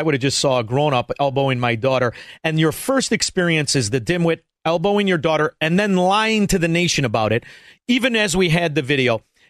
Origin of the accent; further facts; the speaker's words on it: Chicago, Illinois, United States; growing up in the sewer of corruption, Chicago